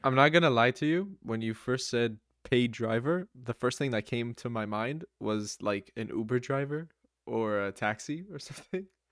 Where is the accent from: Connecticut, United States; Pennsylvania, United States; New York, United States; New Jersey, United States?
New Jersey, United States; I am from the United States, from Jersey, to be more specific.